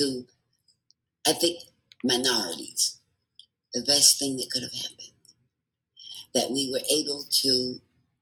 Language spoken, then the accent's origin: English; New York City, New York, United States; now in Nevada, United States; I grew up in the Bronx, New York, and I lived with my parents and six siblings